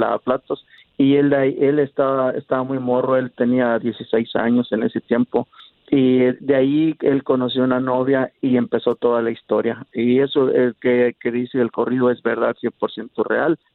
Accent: Huetamo, Michoacán, Mexico; also born or lived in Los Angeles, United States; now in Dallas, United States; Soy de Michoacán, de Huetamo, Michoacán

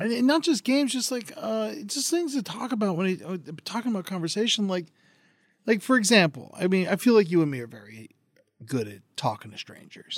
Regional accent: Florida, United States; I'm from Florida

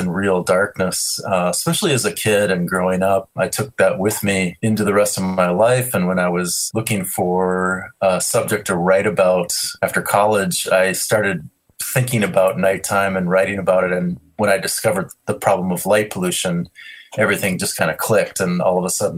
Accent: Minneapolis, Minnesota, United States; I grew up in Minneapolis

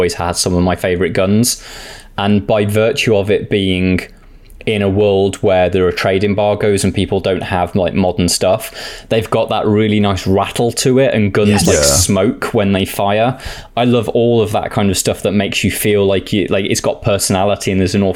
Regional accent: United Kingdom; I'm British and I've never lived in Spain

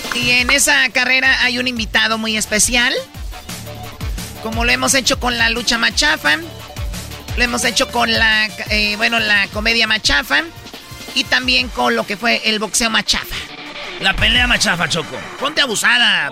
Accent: Mexico; Soy mexicana

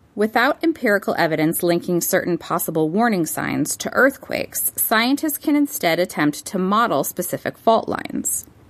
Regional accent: Los Angeles, California, United States; My hometown of Los Angeles

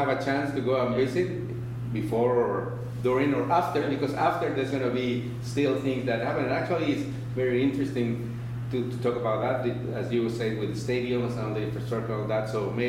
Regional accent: Mexico; I'm from Mexico

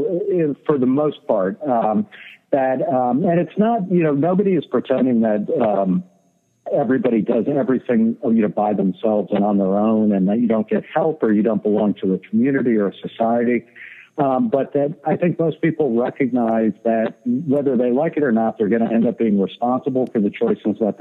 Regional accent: Middletown, New Jersey, United States; also born or lived in Brooklyn, New York; I was born in Brooklyn, New York in 1963, and I was raised in Middletown, New Jersey.

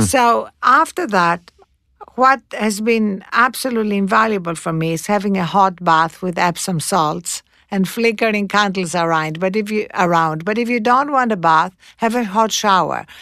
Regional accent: Greece; moved away; when I was growing up in Greece

